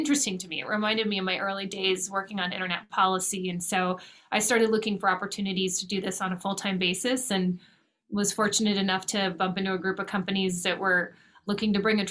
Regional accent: Los Angeles, California, United States; moved away as an adult; now in Washington, D.C., United States; I was born and raised in California, and then I came out to Washington, D.C. to go to college

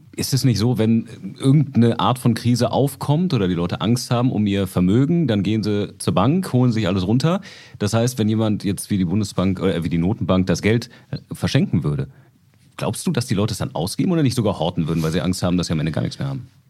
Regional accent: Germany; bei uns in Deutschland

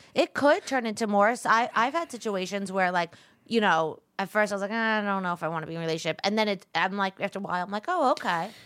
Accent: New York, United States; I'm a New Yorker

